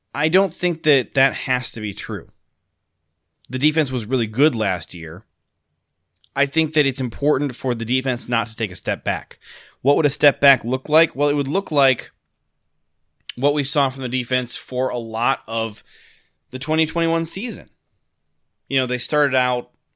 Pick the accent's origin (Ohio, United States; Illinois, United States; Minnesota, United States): Ohio, United States; moved away; also born or lived in Michigan; I grew up in Ohio